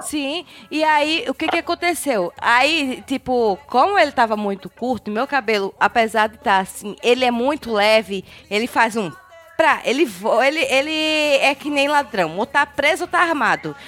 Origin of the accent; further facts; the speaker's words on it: Northeast Brazil, Brazil; eu sou nordestina